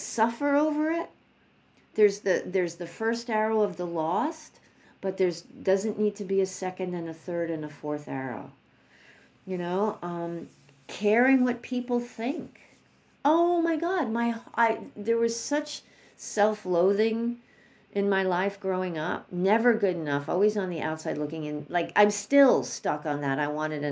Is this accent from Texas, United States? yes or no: no; New York, United States; I'm from New York